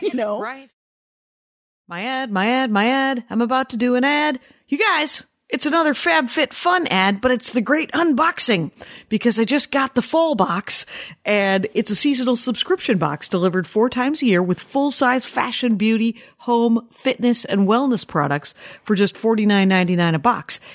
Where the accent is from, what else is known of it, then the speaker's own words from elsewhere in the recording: Wisconsin, United States; I'm from Wisconsin